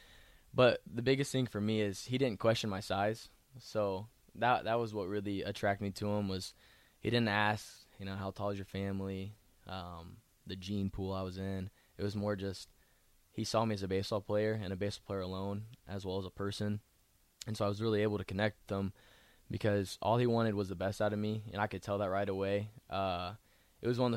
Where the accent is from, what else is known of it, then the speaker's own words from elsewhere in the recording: Columbia, Missouri, United States; moved away as an adult; now in Nebraska, United States; I'm from Columbia, Missouri, born and raised